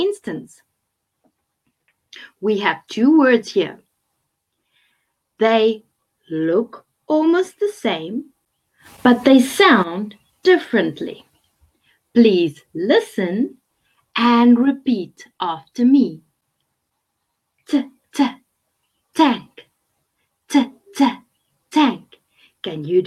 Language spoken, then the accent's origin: English; South Africa; I'm from South Africa